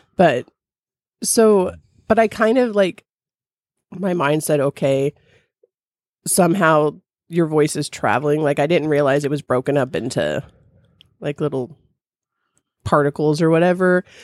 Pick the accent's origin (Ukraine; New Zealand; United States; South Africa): United States; California; now in Midwest, United States; I grew up in California